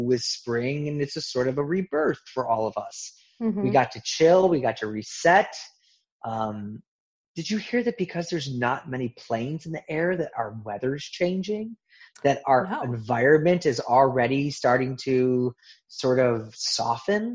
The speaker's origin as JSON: {"language": "English", "region": "Midwest", "country": "United States", "tie": "born or raised there", "said": "I grew up in the Midwest"}